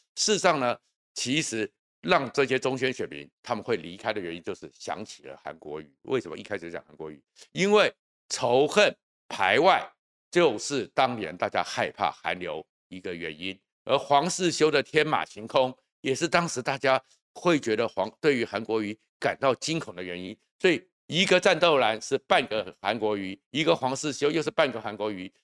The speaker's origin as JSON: {"language": "Chinese", "region": "Taoyuan", "country": "Taiwan", "tie": "born or raised there", "said": "我出生于桃园的大圈区"}